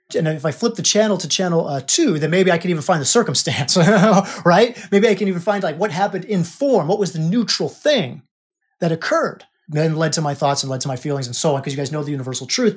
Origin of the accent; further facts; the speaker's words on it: United States; I was born in America, right? I'm an American.